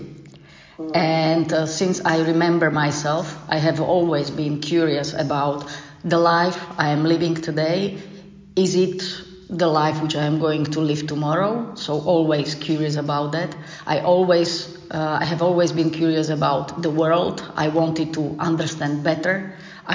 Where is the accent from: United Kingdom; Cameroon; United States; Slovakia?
Slovakia; I grew up in Slovakia, as you mentioned, in the mountainous area.